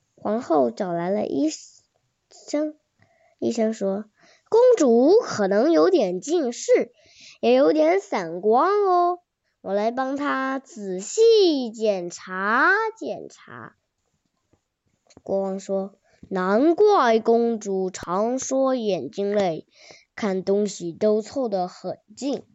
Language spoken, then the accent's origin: Chinese; Suzhou, Jiangsu, China; 我是来自江苏苏州的